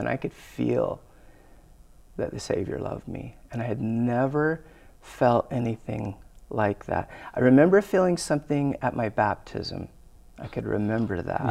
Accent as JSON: {"language": "English", "town": "Glendale", "region": "Arizona", "country": "United States", "tie": "born or raised there", "said": "I grew up in Arizona, and I grew up in Glendale"}